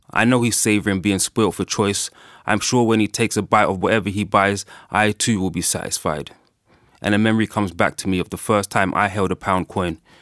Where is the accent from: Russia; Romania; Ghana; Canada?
Ghana; I'm from Ghana